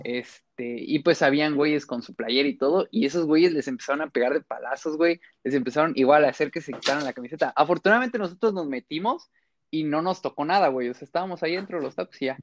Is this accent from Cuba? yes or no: no; Mexico; como buen chamaquito mexicano, te hacen irle al equipo de los papás